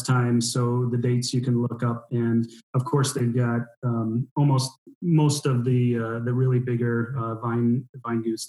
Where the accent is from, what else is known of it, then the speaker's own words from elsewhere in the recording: United States; now in Neuleiningen, Germany; as an American.